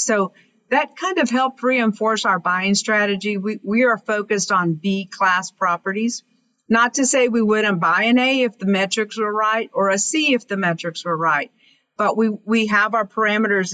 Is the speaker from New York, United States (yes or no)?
no; Kermit, Texas, United States; born or raised there